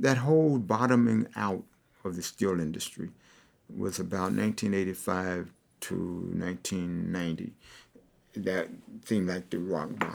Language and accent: English; West Virginia, United States; now in Pittsburgh, United States; I grew up in West Virginia